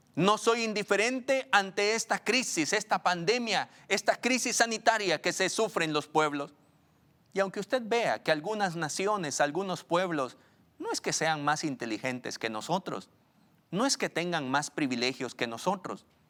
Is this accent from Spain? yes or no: no; Guatemala; una sociedad pequeña como la guatemalteca